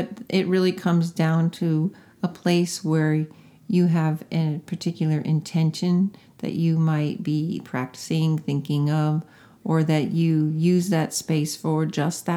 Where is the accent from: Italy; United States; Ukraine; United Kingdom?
United States; Connecticut; I grew up in Connecticut